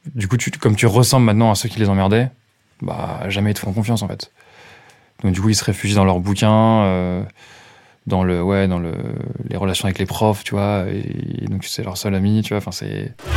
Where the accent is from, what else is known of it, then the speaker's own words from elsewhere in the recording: Châteaudun, Centre-Val de Loire, France; J'ai grandi à Châteaudun, en Eure-et-Loire